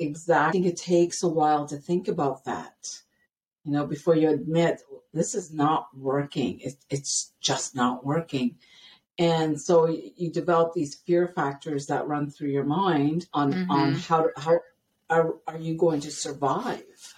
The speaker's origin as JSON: {"language": "English", "town": "Ottawa", "region": "Ontario", "country": "Canada", "tie": "born or raised there", "also_born_or_lived": "British Columbia, Canada", "moved": "as an adult", "lives_now": "Blaine, United States", "said": "I'm born and raised in Ottawa, Ontario, Canada."}